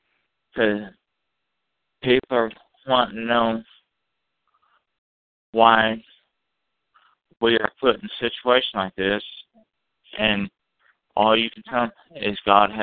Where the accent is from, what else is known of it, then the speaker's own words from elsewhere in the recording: Kansas City, United States; Yes, I'm from Kansas City.